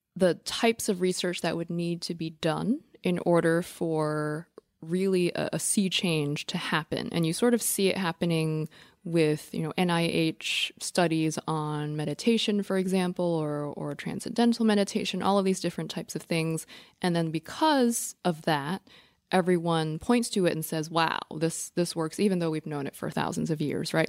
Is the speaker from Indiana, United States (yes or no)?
no; New York City, New York, United States; I'm a New Yorker and we're recording this in New York City.